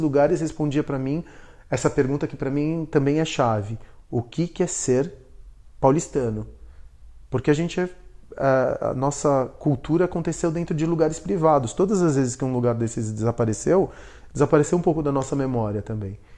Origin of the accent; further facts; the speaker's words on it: Argentina; now in São Paulo, Brazil; eu sou argentino. Quando eu cheguei para cá, aqui no Brasil, não me deixavam ser brasileiro. Por quê? Porque eu tinha chegado da Argentina